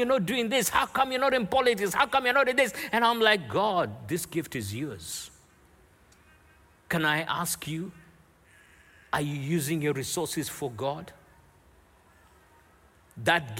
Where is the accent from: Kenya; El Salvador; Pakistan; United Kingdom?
Kenya; Nairobi; Growing up in Nairobi, Kenya